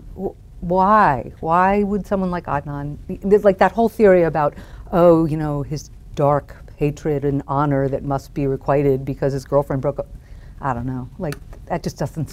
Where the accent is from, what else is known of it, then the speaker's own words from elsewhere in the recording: Washington, District of Columbia, United States; moved away as an adult; also born or lived in El Paso, Texas / Jackson, Mississippi; I was from Washington, D.C.